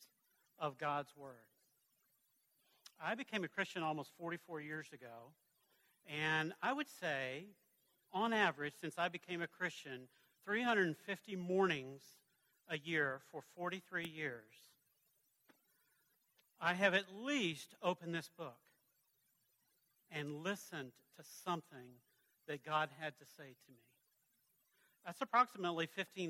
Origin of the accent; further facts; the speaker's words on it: the South, United States; I'm from the South